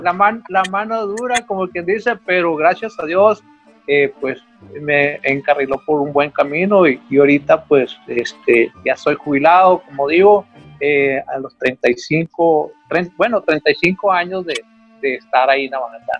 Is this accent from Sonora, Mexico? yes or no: yes; Hermosillo, Sonora, Mexico; de aquí de Hermosillo, Sonora